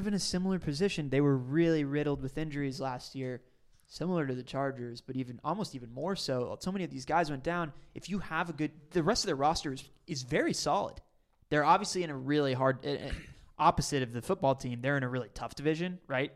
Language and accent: English; Dallas, Texas, United States; I'm from Dallas